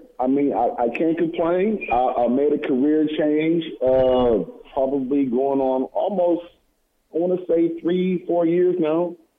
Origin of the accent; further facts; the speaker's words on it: San Diego, California, United States; also born or lived in Chula Vista, California / Plainview, Texas; Chula Vista is just basically a small part of suburb of San Diego. I grew up pretty much most of San Diego, to be honest, moving from different parts of the city.